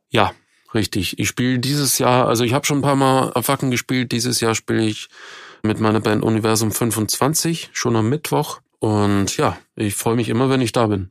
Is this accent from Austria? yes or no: yes; Austria; moved away as an adult; now in Germany; ich komme ja aus Österreich, bin zwar seit weit über 20 Jahren in Deutschland